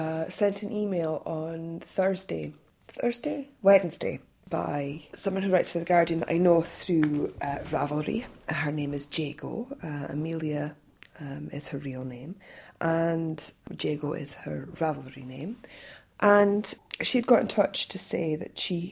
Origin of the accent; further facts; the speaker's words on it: Scotland, United Kingdom; I'm Scottish